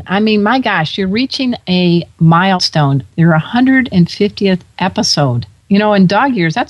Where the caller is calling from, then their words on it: Oceanside, California, United States; I'm calling you from Oceanside.